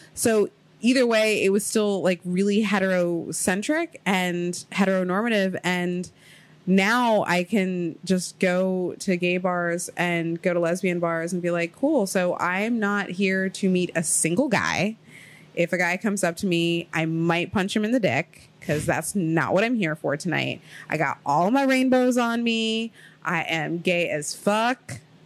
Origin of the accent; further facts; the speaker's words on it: Ohio, United States; also born or lived in Queens, New York; now in New York City, United States; I moved to Ohio because I was living with my grandmother